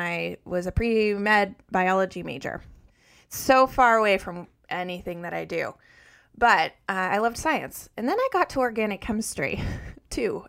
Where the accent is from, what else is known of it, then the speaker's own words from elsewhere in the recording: Colorado, United States; moved away as an adult; also born or lived in north of Boston; now in Massachusetts, United States; I grew up in Colorado and lived there until I graduated from college.